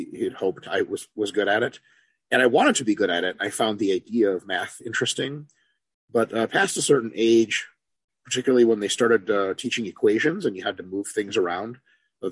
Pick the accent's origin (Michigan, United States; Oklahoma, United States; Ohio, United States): Michigan, United States; Detroit; born or raised there; also born or lived in Moscow, Russia